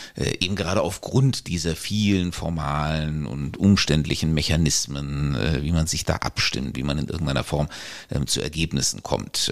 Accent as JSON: {"language": "German", "country": "Germany", "tie": "born or raised there", "said": "als Deutscher geboren"}